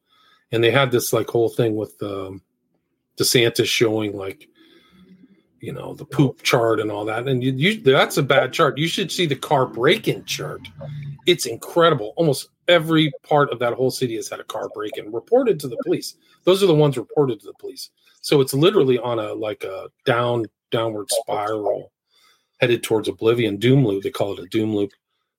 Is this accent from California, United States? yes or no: yes; San Francisco, California, United States; Like, I grew up in San Francisco, and it's like, I think there's that book, San Francisco.